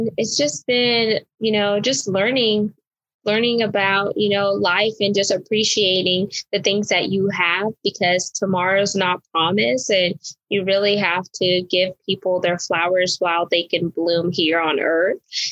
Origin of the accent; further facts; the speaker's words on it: Houston, Texas, United States; I grew up in the Houston, Texas area